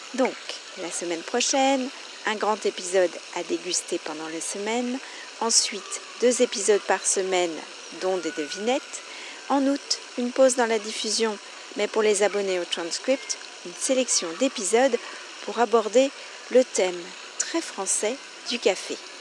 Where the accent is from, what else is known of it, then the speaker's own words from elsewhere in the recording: France; je suis française